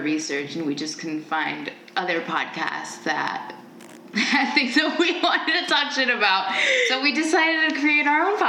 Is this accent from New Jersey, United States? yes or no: yes; New Jersey, United States; I was born and raised in New Jersey.